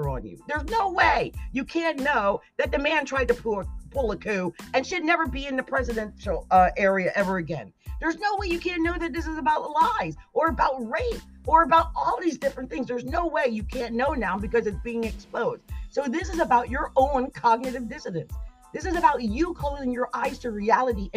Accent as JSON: {"language": "English", "region": "New Jersey", "country": "United States", "said": "I'm from New Jersey."}